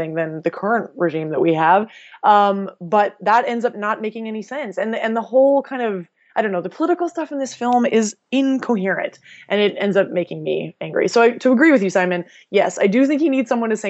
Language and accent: English; Canada; as a Canadian